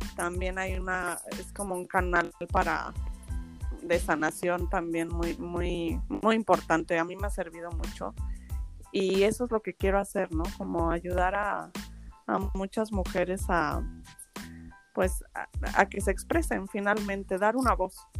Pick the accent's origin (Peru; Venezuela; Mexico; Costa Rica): Mexico; Mexico City; moved away as an adult; also born or lived in Madrid, Spain; yo nací en Madrid y después me vine a vivir a, a la Ciudad de México, me fui a vivir a la Ciudad de México con mis papás a los 8 años y allí viví 17 años